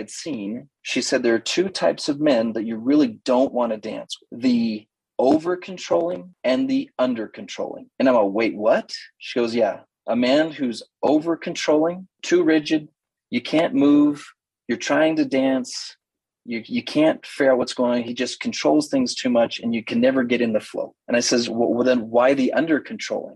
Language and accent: English; Idaho, United States; I'm from Idaho, a little bit of a knuckle dragger, wrestled seriously through high school